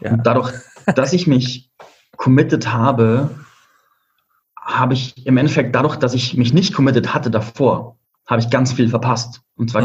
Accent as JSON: {"language": "German", "country": "Germany", "also_born_or_lived": "Spain", "moved": "as an adult", "said": "meine Heimat hinter mir lassen"}